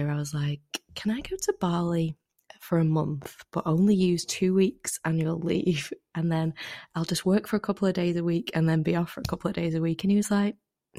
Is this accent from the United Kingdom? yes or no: yes; Manchester, North West England, United Kingdom; moved away; So I am from Manchester in the UK. Very famous for sort of rain and being a little bit grey.